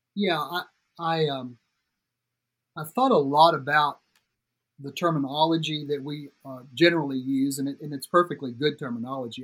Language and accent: English; Tuscumbia, Alabama, United States; moved away as an adult; also born or lived in Nashville, Tennessee; I grew up in Florence, uh, Tuscumbia, Alabama, actually, but it's the Quad Cities area Florence, Sheffield, Muscle Shoals, Tuscumbia